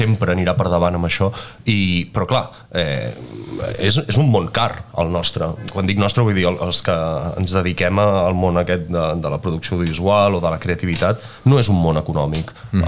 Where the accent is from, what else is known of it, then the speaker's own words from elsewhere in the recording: Penedès, Catalonia, Spain; also born or lived in Italy; sóc del Penedès